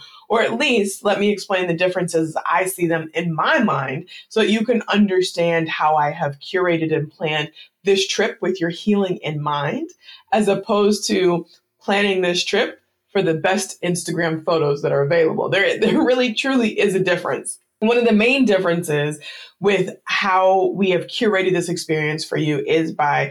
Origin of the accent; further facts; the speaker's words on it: United States; it's obvious that I'm an American, I wasn't Haitian, it's obvious that I'm American, I'm not Ghanaian